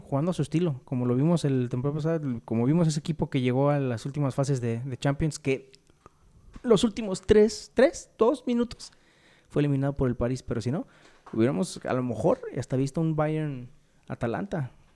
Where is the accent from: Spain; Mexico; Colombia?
Mexico; como mexicanos